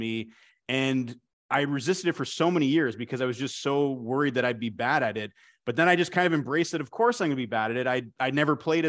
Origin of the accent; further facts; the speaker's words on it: Canada; I'm a Canadian guy